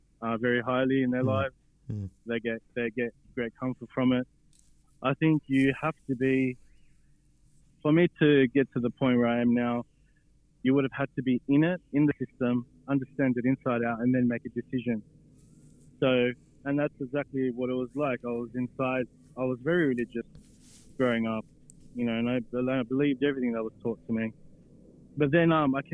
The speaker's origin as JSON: {"language": "English", "town": "Sydney", "region": "New South Wales", "country": "Australia", "tie": "born or raised there", "said": "I was born here in Sydney."}